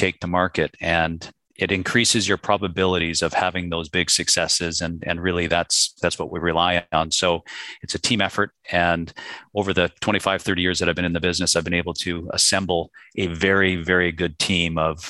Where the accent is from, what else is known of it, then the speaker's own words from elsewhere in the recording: Canada; my background, I was born and raised in Canada, and the Canadian marketplace